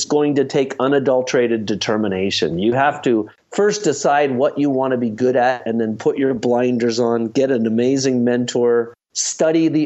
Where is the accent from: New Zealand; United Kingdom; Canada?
Canada; Halifax, Nova Scotia; moved away; also born or lived in Ottawa, Canada; I grew up in Halifax, Nova Scotia